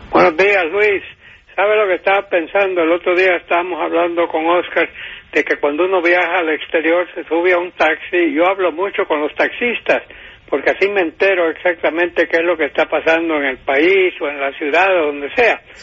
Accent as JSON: {"language": "Spanish", "town": "San Pedro Sula", "region": "Cortés", "country": "Honduras", "tie": "born or raised there", "moved": "yes", "said": "mi ciudad natal de San Pedro Sula, donde yo nací en 1935"}